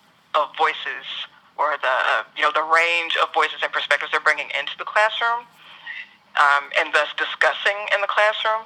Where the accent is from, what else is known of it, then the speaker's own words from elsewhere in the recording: the South, United States; I'm also a Southerner